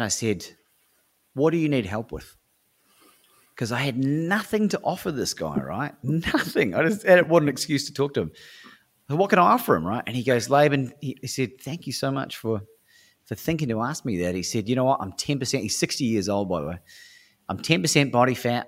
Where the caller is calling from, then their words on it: Melbourne, Victoria, Australia; I'm calling from Melbourne, Australia at the time